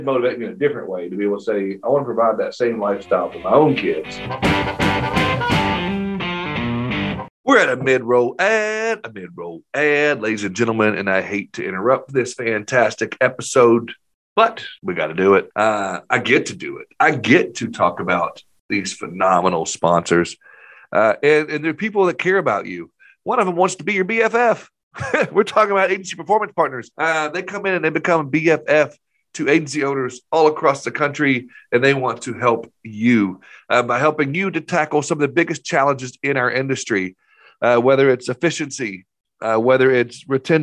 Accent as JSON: {"language": "English", "town": "Maumelle", "region": "Arkansas", "country": "United States", "tie": "born or raised there", "also_born_or_lived": "Nashville", "said": "Maumelle, the town that we live in, which is a suburb of Little Rock."}